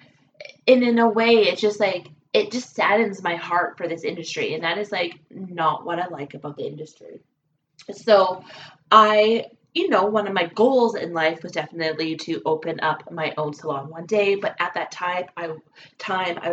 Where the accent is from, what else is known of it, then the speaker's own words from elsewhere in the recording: British Columbia, Canada; now in Alberta, Canada; I'm a Canadian gal, and I was born and raised actually in British Columbia. Now I am an Alberta girl